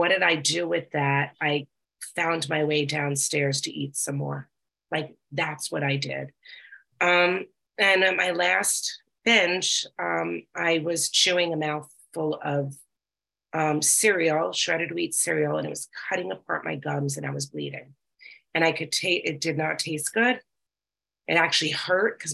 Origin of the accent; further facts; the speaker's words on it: New York, United States; I'm from New York